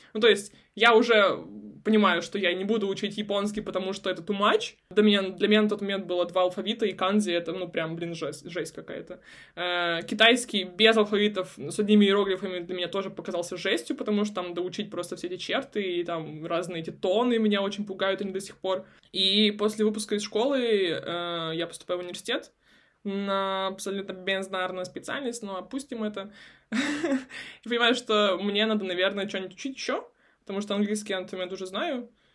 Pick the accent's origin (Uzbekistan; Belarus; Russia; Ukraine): Russia; a small town near Khabarovsk, Khabarovsk Krai; moved away; also born or lived in Vladivostok / South Korea; я с Дальнего Востока, угу. я из маленького города под Хабаровском.